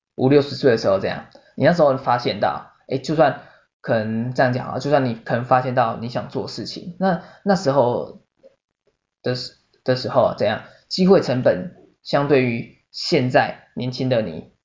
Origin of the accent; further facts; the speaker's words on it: Taiwan; 我们台湾人